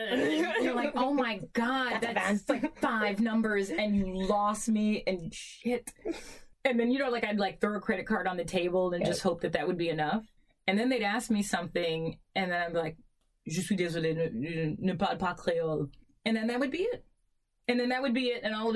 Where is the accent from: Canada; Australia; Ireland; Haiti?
Haiti; I'm like, no, I'm from Haiti, but no, I'm not.